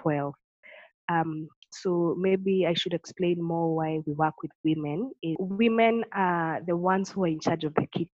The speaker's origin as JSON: {"language": "English", "region": "Tharaka-Nithi County", "country": "Kenya", "tie": "born or raised there", "said": "I grew up in Kenya and I have my roots in Tharaka Nithi, which is one of the 47 counties in Kenya."}